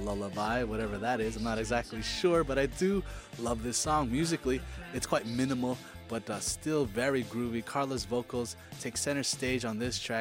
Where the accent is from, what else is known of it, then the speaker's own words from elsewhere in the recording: Mississauga, Ontario, Canada; my hometown, which would be Mississauga, the Sauga, Sauga City